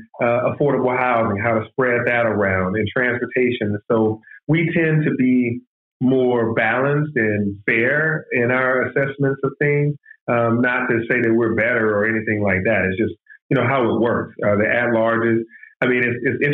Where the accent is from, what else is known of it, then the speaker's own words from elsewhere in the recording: Atlanta, Georgia, United States; growing up in Southwest Atlanta to going to Georgia Tech